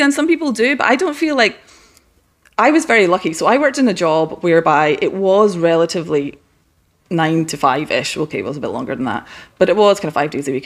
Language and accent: English; west coast of Scotland, United Kingdom; moved away; I grew up in a small town in the west coast of Scotland